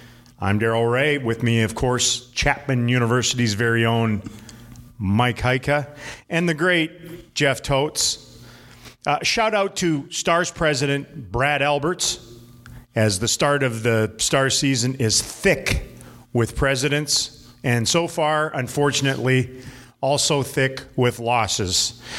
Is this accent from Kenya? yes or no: no; Canada; now in United States; I'm Canadian for a few more months.